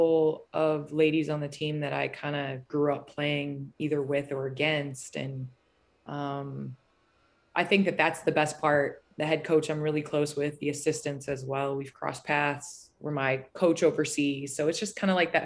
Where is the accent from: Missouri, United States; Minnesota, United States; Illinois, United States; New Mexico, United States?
Illinois, United States; Naperville; moved away as an adult; also born or lived in Los Angeles; I grew up in Naperville from the time I was 3 until I was 18 when I left for college